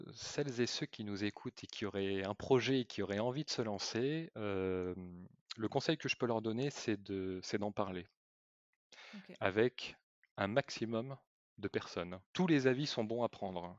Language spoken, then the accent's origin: French; Bordeaux, Nouvelle-Aquitaine, France; also born or lived in Vendée; now in La Rochelle, France; je suis natif de, de Bordeaux